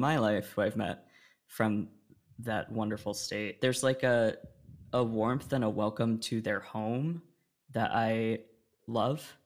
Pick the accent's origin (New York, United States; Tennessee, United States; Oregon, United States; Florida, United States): Oregon, United States; I grew up in Oregon